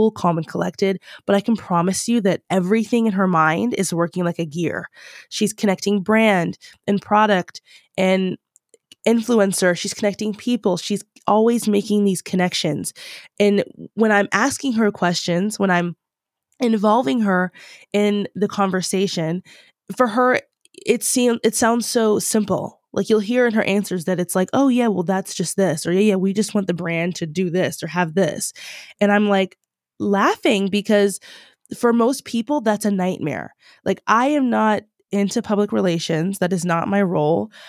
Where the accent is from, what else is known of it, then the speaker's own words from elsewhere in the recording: Long Island, New York, United States; moved away as an adult; also born or lived in Louisiana; now in Los Angeles, United States; I'm from Long Island, New